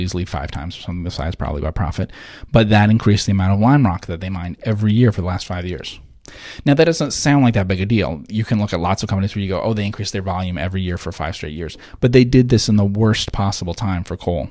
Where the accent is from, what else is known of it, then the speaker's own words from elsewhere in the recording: New Jersey, United States; moved away; I'm from New Jersey originally